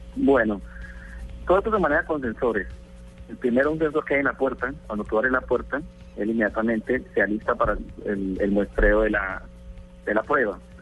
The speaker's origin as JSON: {"language": "Spanish", "country": "Colombia", "said": "aquí en Colombia, somos colombianos"}